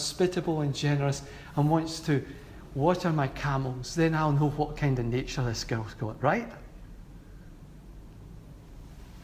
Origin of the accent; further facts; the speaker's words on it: Glasgow, Scotland, United Kingdom; how I was brought up in Glasgow